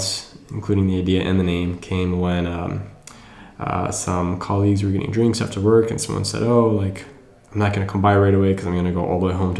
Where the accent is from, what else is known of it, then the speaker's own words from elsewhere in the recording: Wisconsin, United States; moved away as an adult; also born or lived in New York / Bangalore, India / London / San Diego; now in San Francisco, United States; I am originally from the Midwest. I grew up in Wisconsin.